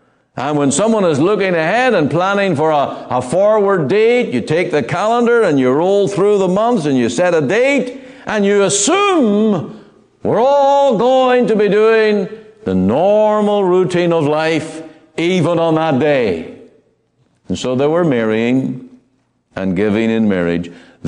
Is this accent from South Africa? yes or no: no; Ireland; Now, I come from Ireland, and it's a very Roman Catholic country, much of it.